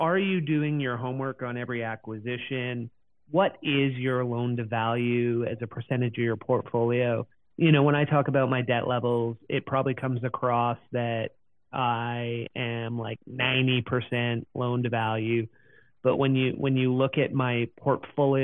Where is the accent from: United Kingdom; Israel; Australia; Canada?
Canada; as a Canadian